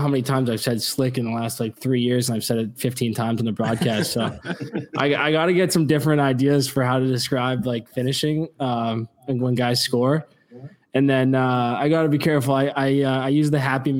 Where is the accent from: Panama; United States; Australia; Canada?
Canada; Ontario; growing up in Ontario